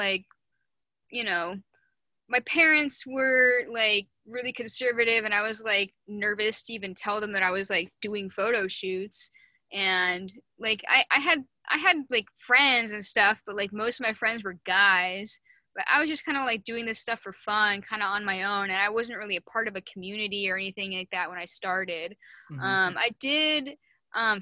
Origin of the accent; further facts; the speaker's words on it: Seattle, Washington, United States; I grew up in Seattle like my whole life